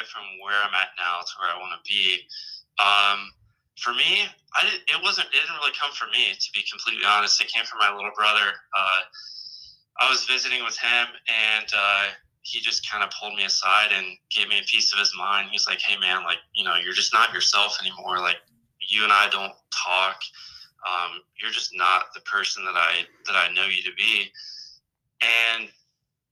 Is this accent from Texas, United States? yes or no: no; Columbus, Ohio, United States; moved away as an adult; also born or lived in Michigan / Pensacola, Florida; now in Camp Lejeune, North Carolina, United States; Originally from Columbus, Ohio